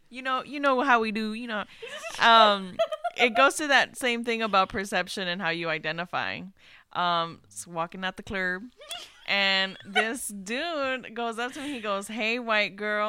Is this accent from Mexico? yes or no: yes; Mexico; moved away; I was born in Mexico